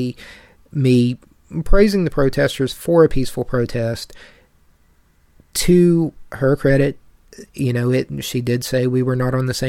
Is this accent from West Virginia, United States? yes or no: yes; town near the Bechtel Summit Reserve, West Virginia, United States; in my hometown, a very small, population